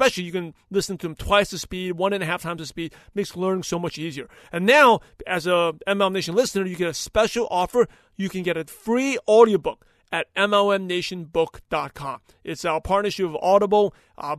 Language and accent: English; New York, United States; whole neighborhood of where I grew up in New York